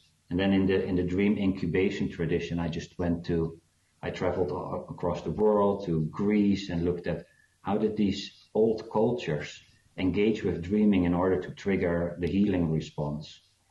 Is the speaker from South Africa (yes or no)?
yes; South Africa; born there; Yeah, because I was born in South Africa